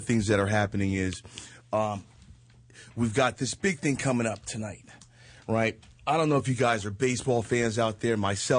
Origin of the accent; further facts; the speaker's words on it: Northeast, United States; You know, I'm from the Northeast, so I recognize I'm a Yankee fan